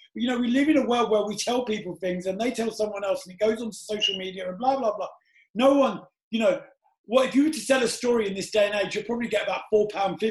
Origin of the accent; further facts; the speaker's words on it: London, United Kingdom; also born or lived in Soho, London; I was brought up in Battersea